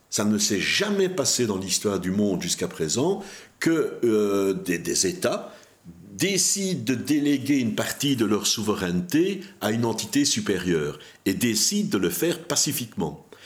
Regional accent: Belgium; on a mis en place dans notre pays un système de tax shelter pour le cinéma

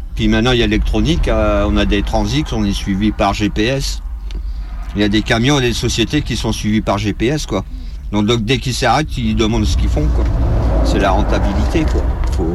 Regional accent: Lille, Hauts-de-France, France; je suis de Lille.

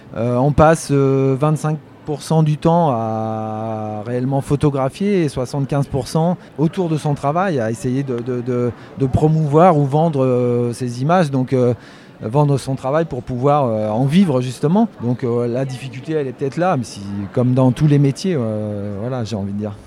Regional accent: Poitou, Nouvelle-Aquitaine, France; moved away as an adult; also born or lived in Île-de-France; je viens de la campagne. Je suis né dans le Poitou. J'ai eu la chance de grandir euh, un peu entouré de nature

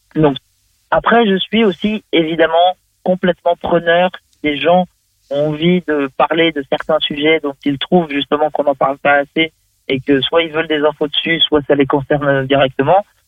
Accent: Vendée, Pays de la Loire, France; je suis de Vendée, Pays de la Loire, l'Ouest de la France

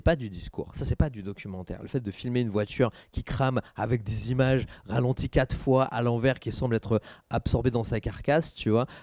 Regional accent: Saint-Denis, Île-de-France, France; now in Aubervilliers, France; je suis né, j'ai grandi à Saint-Denis, maintenant je vis à Aubert

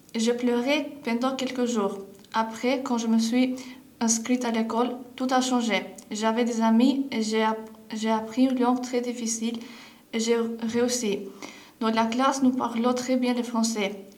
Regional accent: Albania; French is a second language; now in France; je viens d'Albanie

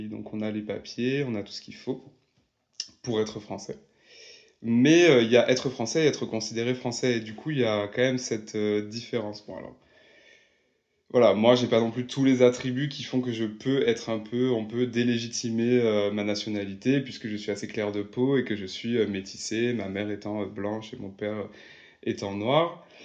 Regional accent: Martinique; moved away as an adult; now in Brussels, Belgium; J'ai eu, euh, j'ai vécu en Martinique et je suis né en Martinique, donc caribéen.

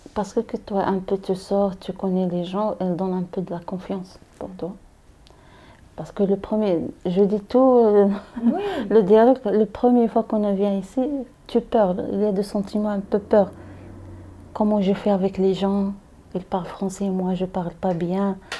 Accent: Meknes, Fès-Meknès, Morocco; French is a second language; moved away as an adult; now in Paris, France; je viens au Maroc. Au Maroc, la ville, c'est Meknes.

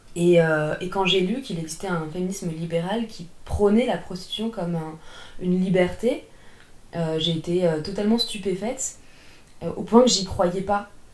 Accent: France; also born or lived in Paris region; je suis française, j'habite la région parisienne et je suis à moitié d'origine russe.

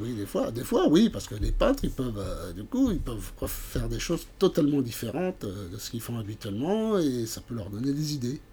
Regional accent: Montceau-les-Mines, Bourgogne-Franche-Comté, France; je suis originaire de, de Montsolémine

